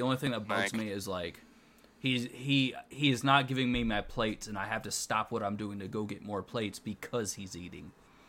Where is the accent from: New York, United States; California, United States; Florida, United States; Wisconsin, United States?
Wisconsin, United States; Because I'm from Wisconsin.